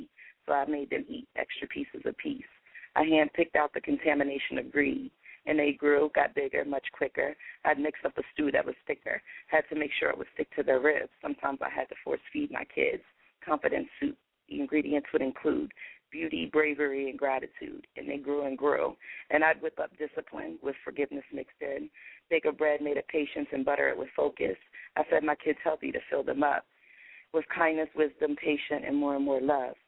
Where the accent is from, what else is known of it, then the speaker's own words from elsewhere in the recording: Hagerstown, Maryland, United States; my hometown